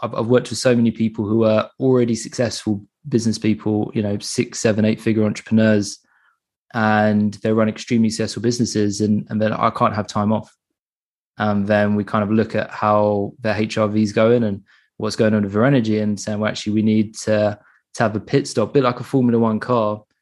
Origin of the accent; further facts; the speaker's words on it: England, United Kingdom; I'm from England